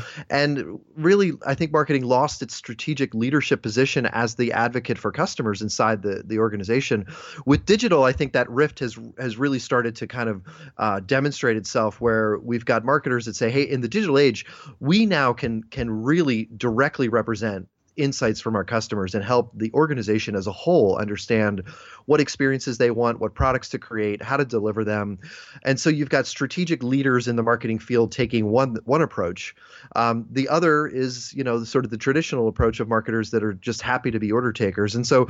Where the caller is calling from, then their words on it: Philadelphia, Pennsylvania, United States; I'm coming from Philadelphia, Pennsylvania, here in the US of A.